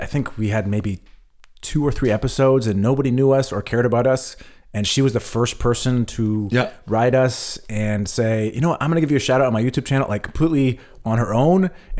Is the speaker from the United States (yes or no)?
yes; United States; moved away as an adult; now in Germany; I'm American